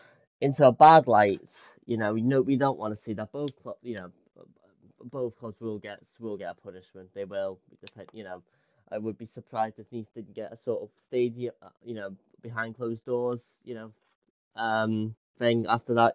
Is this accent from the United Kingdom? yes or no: yes; Scotland, United Kingdom; born there; We are, of course, Scottish men, although people don't call me Scottish because of my accent. But on my birth certificate, it says Scotland, so I am Scottish.